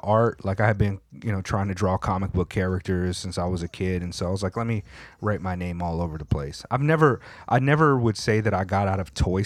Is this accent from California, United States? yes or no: yes; California, United States; when I was in junior high school in California